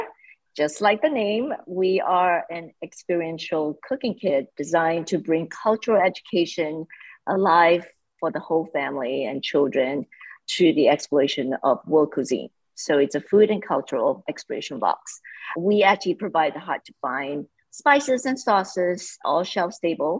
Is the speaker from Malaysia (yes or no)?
yes; Malaysia; moved away; I grew up in Malaysia